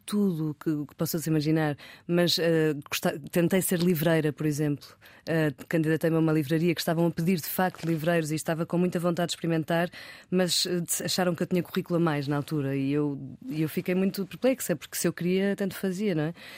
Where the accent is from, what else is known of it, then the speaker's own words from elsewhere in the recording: Porto, Norte, Portugal; moved away as an adult; also born or lived in London; eu sou do Porto